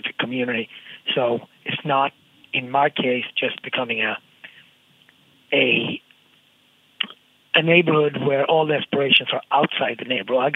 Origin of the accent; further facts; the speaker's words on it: Gothenburg, Västra Götaland, Sweden; now in New York, United States; the city that I grew up in Sweden, Gothenburg